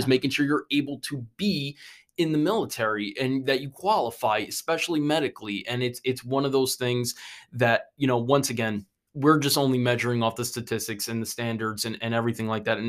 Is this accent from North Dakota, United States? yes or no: no; New York, United States; moved away as an adult; now in South Carolina, United States; I'm from New York